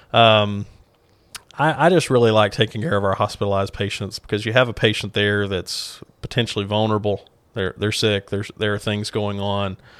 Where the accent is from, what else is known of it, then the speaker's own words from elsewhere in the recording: Clarksville, Arkansas, United States; went back home to Clarksville, actually, to practice